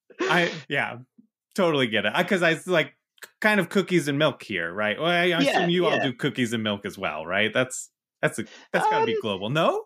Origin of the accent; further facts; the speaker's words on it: United States; As an American, you think that, like, you take this biscuit and you dip it in tea